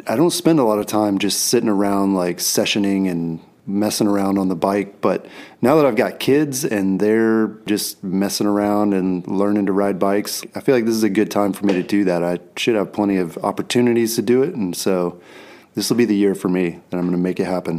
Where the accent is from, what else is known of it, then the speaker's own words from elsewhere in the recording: East Coast, United States; growing up on the East Coast